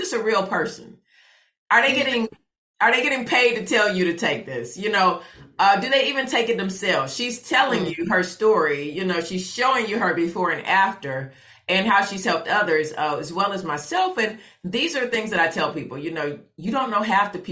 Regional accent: Fort Lauderdale, Florida, United States; moved away; I grew up in Fort Lauderdale

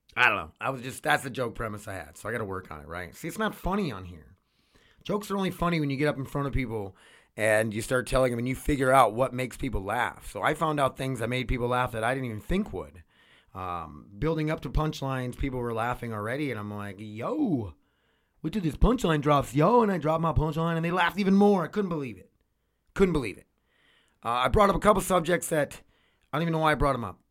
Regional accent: North Dakota, United States; we come from North Dakota where we watch hockey all the time

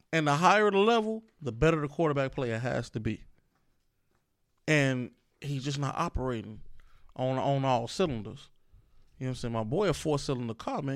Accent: Chicago, Illinois, United States; I say y'all because I'm a Chicagoan

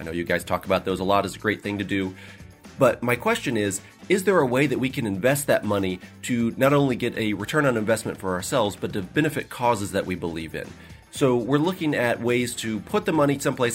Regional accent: Kansas City, Missouri, United States; also born or lived in Lexington, Kentucky; I'm from Kansas City, Missouri, although I was actually born in Lexington

